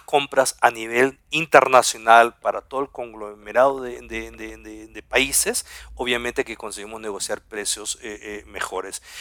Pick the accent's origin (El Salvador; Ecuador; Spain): Ecuador; Guayaquil, Guayas; first language German; moved away as an adult; also born or lived in southern Chile / Germany / Heidelberg; yo soy del sur de Chile, soy chileno de habla alemana, del sur como somos algunos ahí en el sur, y, pero tuve la suerte de crecer aquí en Ecuador